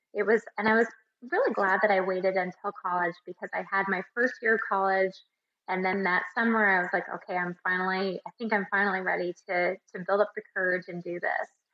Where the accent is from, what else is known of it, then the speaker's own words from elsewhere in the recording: Tucson, Arizona, United States; I'm actually from Tucson and won Mrs. Tucson.